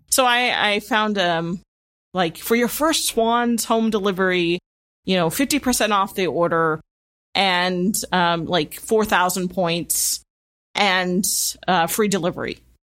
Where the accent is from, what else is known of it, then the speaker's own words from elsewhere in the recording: Midwest, United States; I grew up with in the Midwest.